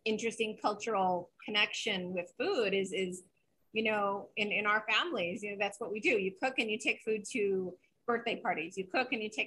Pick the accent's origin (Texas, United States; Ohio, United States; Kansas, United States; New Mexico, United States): New Mexico, United States; Santa Fe; when I was growing up in Santa Fe